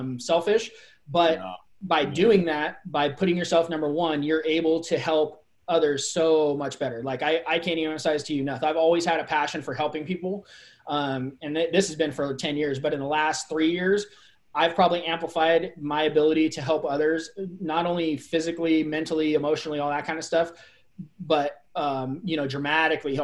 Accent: Bay Area, California, United States; now in Redmond, United States; I grew up in the Bay Area

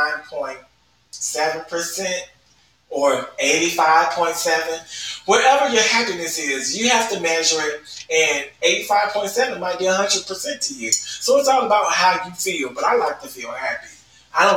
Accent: the South, United States; I'm from the South, so I'll say gooder and gooder

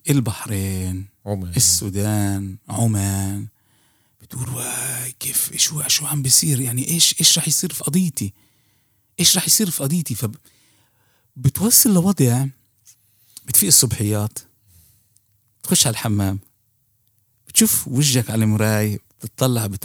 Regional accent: Palestine; بتحس انه انه حتى احنا كفلسطينيين يعني حتى منظمة التحرير

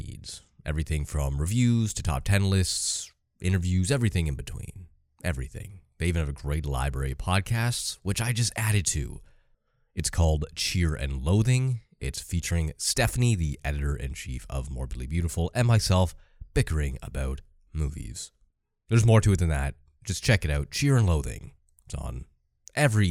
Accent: Canada; I'm Canadian myself

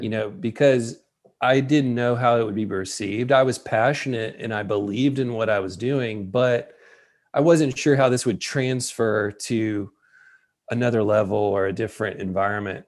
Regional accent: West Tennessee, United States; moved away; I'm from West Tennessee

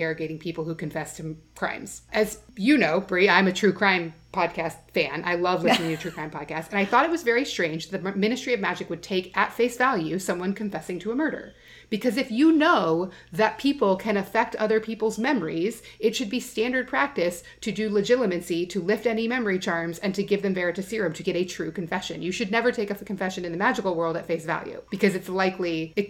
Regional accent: Alaska, United States; when I was a kid, I grew up in Alaska

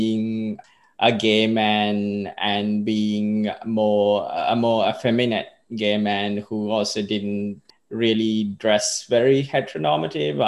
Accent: Sri Lanka; moved away as an adult; also born or lived in Australia / Melbourne / Perth; now in Far North Queensland, Australia; I was born in Australia, but I grew up in Sri Lanka

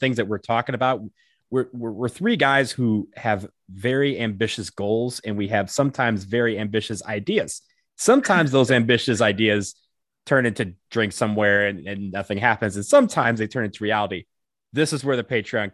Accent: Michigan, United States; I'm from Michigan, so I am half Canadian by association.

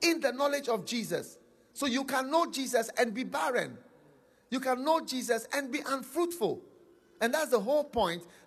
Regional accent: Ghana; I'm coming from Ghana. I am Swiss and Ghanaian. I'm coming from Ghana

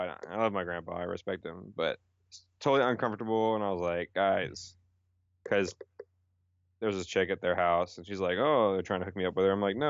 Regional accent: Houston, Texas, United States; I was born in Houston, Texas.

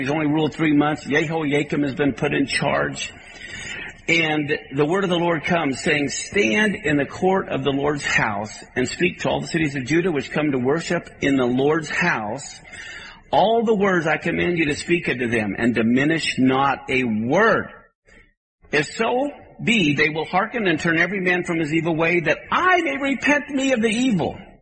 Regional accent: Kansas, United States; I grew up in Kansas where there were tornadoes

